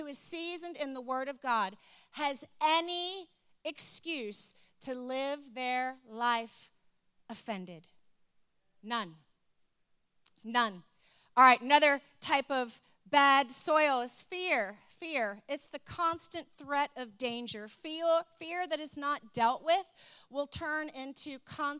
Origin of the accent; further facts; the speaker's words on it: Richmond, Virginia, United States; I grew up in Richmond, Virginia